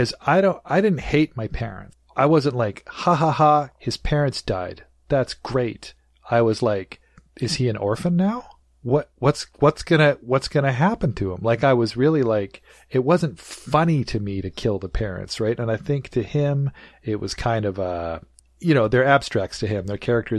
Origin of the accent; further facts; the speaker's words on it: Nelson, British Columbia, Canada; now in Vancouver, Canada; I was born before they moved to Nelson, where I grew up.